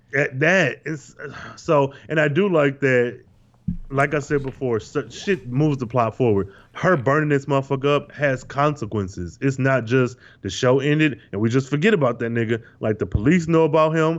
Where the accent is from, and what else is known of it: Michigan, United States; born or raised there